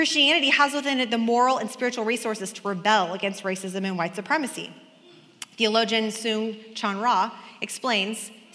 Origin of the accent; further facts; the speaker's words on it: Kansas, United States; also born or lived in Oregon; when I moved to Kansas from Oregon, my first friend was an Asian American girl. We were both in class together